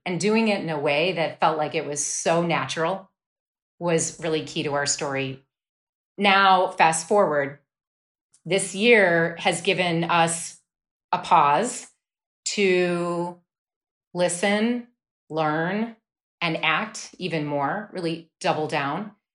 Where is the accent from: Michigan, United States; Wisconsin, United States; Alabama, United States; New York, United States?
Wisconsin, United States; I grew up in Wisconsin.